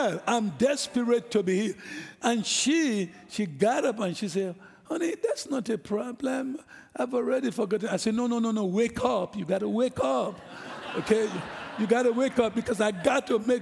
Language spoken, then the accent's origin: English; Nigeria; moved away; I'm an African. I'm from Nigeria